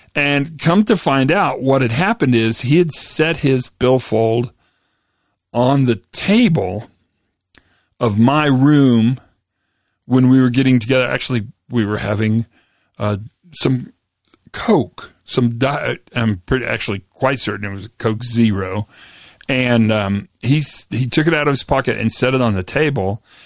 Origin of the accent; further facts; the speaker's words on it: Western Kansas, United States; moved away; I grew up in Western Kansas